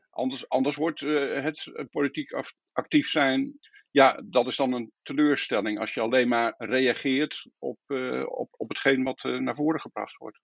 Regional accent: Bennekom, Gelderland, Netherlands; also born or lived in Lunteren; Geboren in Bennekom en, eh, later verhuisd naar, eh, naar Lunteren, waar mijn vader zijn eigen bedrijf is gestart

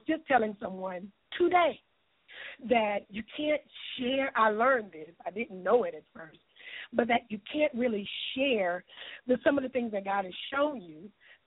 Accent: Lufkin, Texas, United States; I'll be starring in it in Lufkin, Texas, in my hometown.

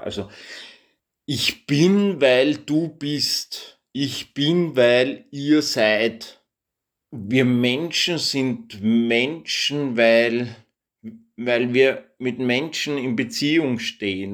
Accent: Austria; ich bin Österreicher

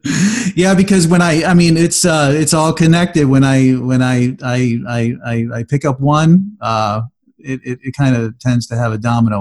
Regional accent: New York, United States; also born or lived in Florida; Well, I was born in upstate New York, and my parents moved a lot. We moved between New York and Florida, New York and Florida, New York and Florida, you know, quite a few times.

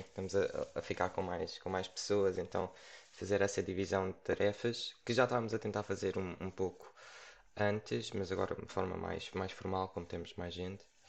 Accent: Setúbal, Portugal; also born or lived in Lisbon; sou cá de Portugal, sempre vivi cá e agora estou. Sou de Setúbal

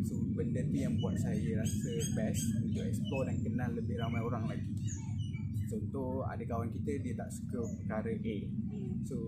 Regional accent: Kelantan, Malaysia; moved away as an adult; now in Johor, Malaysia; saya lahir dan membesar di Kelantan dan lepas tu terus sambung belajar degree saya di UTM Skudai.

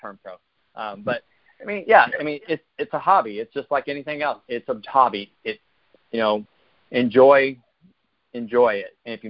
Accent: Houston, Texas, United States; moved away as an adult; also born or lived in Lubbock, Texas; now in Norfolk area, Virginia, United States; I'm originally from Houston.

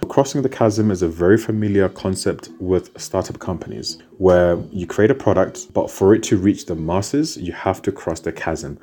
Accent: United Kingdom; also born or lived in Zimbabwe; I was born in Zimbabwe, but I was raised in the United Kingdom.

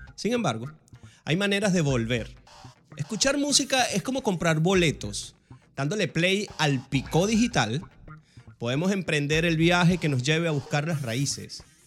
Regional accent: Ciudad Bolívar, Bolívar, Venezuela; now in New York, United States; Yo soy de Ciudad Bolívar.

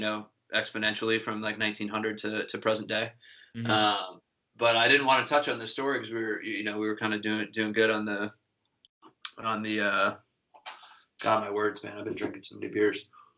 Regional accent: Minnesota, United States; you're also wearing pretty much a billboard that says I'm from Minnesota with your sweatshirt.

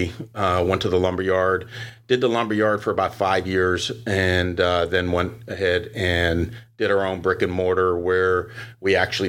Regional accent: Ohio, United States; I'm from Ohio, so you got to remember that's the state up north.

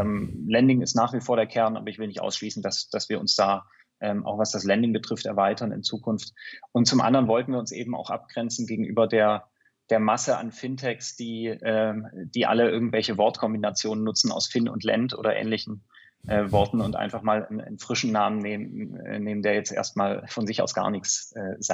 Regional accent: Stuttgart, Baden-Württemberg, Germany; accent: Stuttgart; bin vom Hintergrund her äh, äh, bin Stuttgarter. Ab und zu hört man es auch, äh, nicht immer.

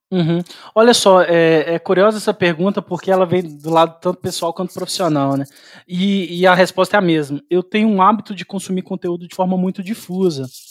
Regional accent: Belo Horizonte, Minas Gerais, Brazil; eu sou aqui de Belo Horizonte

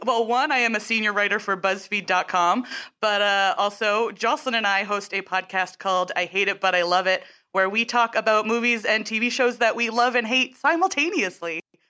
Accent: Canada; because I'm Canadian

